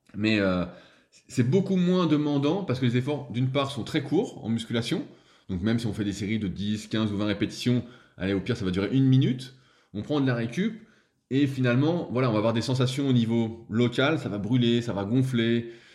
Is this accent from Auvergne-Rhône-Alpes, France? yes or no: yes; Annecy, Auvergne-Rhône-Alpes, France; je suis d'Annecy aussi